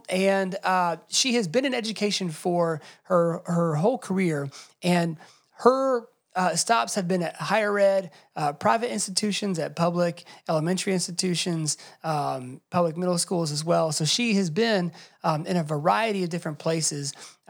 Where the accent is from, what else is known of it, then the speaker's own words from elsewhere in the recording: Atlanta, Georgia, United States; I grew up in Atlanta, so I had a lot of friends who looked different than me and had different cultural traditions than me